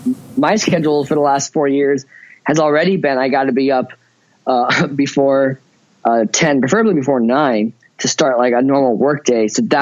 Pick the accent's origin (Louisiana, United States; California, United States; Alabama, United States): California, United States; Ventura; born there; No, I was not. I was born in Ventura, California, and I only went to Chico State University for college.